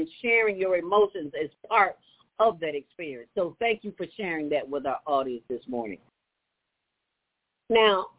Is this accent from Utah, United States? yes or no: no; Chicago, Illinois, United States; I grew up in the city of Chicago.